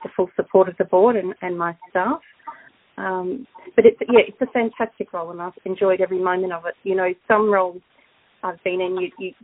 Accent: Brisbane, Queensland, Australia; moved away as an adult; also born or lived in Crookwell; now in Crookwell area, Australia; I'm originally from Brisbane, but I have a lot of roots here in the local community

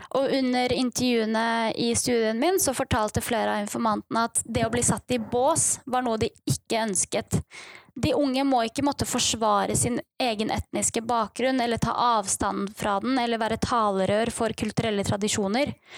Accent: Bærum, Akershus, Norway; moved away as an adult; also born or lived in Kurdistan; now in Bergen, Norway; Jeg har vokst opp på Rykken i Bærum kommune og flyttet til Bergen

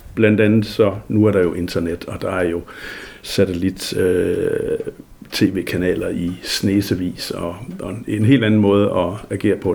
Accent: Denmark; also born or lived in Thule, Greenland; Man kunne jo tydeligt høre, at jeg kom hjemme fra Danmark

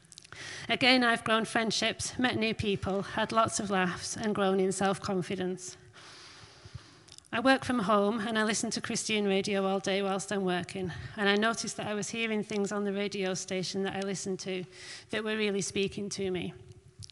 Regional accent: Barrow-in-Furness, North West England, United Kingdom; moved away as an adult; also born or lived in Scarborough; I was born and raised in Barrow, but for the last 5 years, I've been living in different

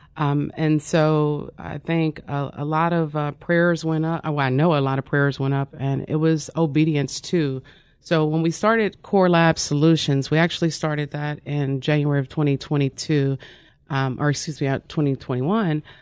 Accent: Wyandotte County, Kansas, United States; I'm originally from Wandauk County, Kansas

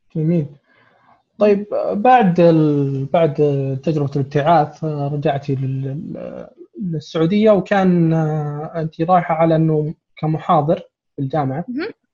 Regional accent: Saudi Arabia; عندنا في السعوديه

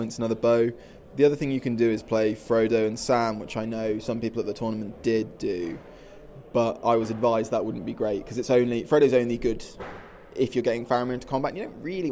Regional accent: Sleaford, East Midlands, United Kingdom; I'm from Lincolnshire

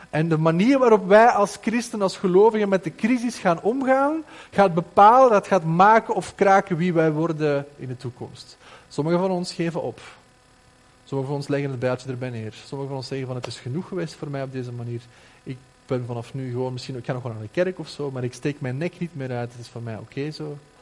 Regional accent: Flanders, Belgium; bij ons in Vlaanderen

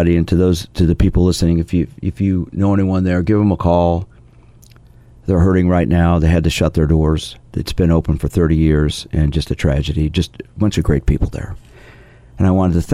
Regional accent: Kansas City, Missouri, United States; also born or lived in Nashville, Tennessee / San Diego, California; I grew up in Kansas City, went to Vanderbilt University, graduated in 1976

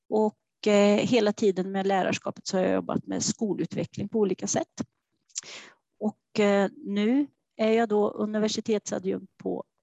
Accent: Trollhättan, Västra Götaland, Sweden; Ja, till och med här eh, i Västra Tune, men jag har flyttat längst ifrån eh, mamma och pappa, eh, så en och en halv kilometer.

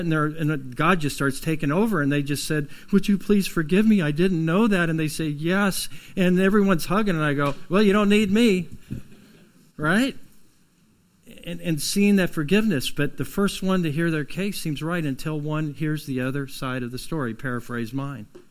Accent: United States; We're from Lawrence County down south of here.

